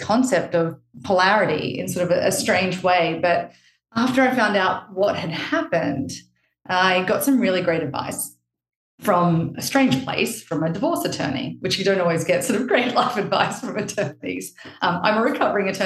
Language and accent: English; Australia; now in Palm Beach, United States; I'm actually Australian